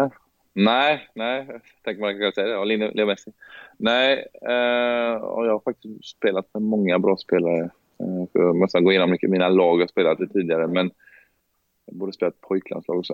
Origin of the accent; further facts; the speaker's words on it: Gothenburg, Västra Götaland, Sweden; moved away as an adult; jag är från Hammarkullen och jag har sett en del saker i mina tider och jag har varit upp, typ uppväxt